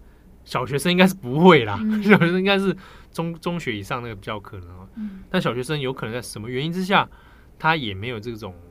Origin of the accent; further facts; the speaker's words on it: Taipei, Taiwan; 小时候的时候，我是住在别墅里面，嗯，在北投的深山的别墅那种